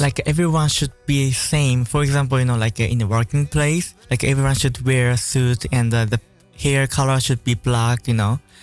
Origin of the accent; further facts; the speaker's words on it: Tokyo, Japan; moved away; also born or lived in Suginami, Tokyo; I'm from Tokyo, the center of Tokyo.